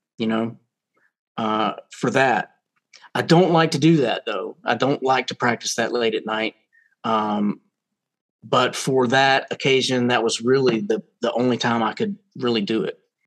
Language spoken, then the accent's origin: English; Roanoke, Virginia, United States; I grew up in Roanoke, Virginia, which is Southwest Virginia